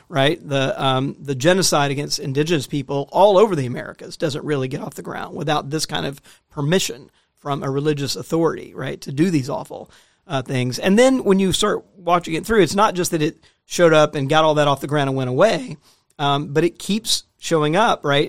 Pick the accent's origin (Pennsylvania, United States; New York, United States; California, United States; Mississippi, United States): Mississippi, United States; Jackson; I grew up in Mississippi